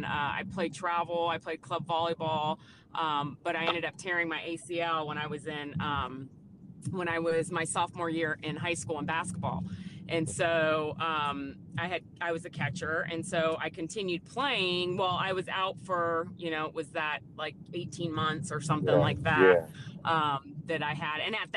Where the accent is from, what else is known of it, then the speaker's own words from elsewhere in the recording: Phoenix, Arizona, United States; Sure. Yeah, I'm originally from Phoenix, Arizona, and so that's where I was born and raised